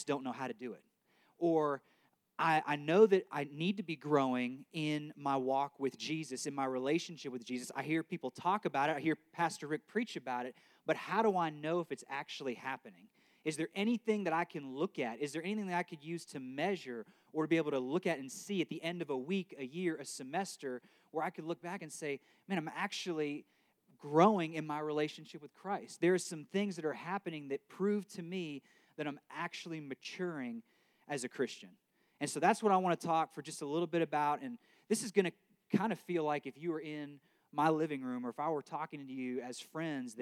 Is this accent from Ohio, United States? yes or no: yes; right outside of Akron, Ohio, United States; moved away as an adult; now in Arkansas, United States; I grew up right outside of Akron, Ohio